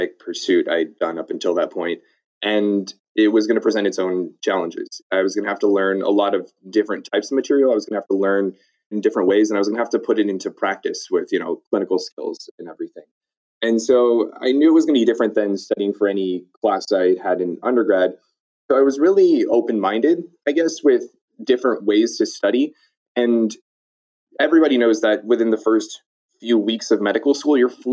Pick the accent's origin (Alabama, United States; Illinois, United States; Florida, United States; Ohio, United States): Illinois, United States; Chicago area; moved away as an adult; also born or lived in North Carolina; all of my education prior to college was actually in the Chicago area